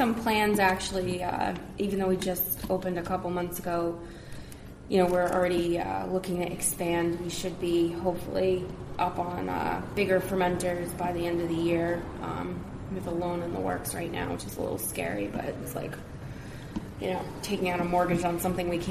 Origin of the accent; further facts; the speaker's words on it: Islip, New York, United States; we grew up in Islip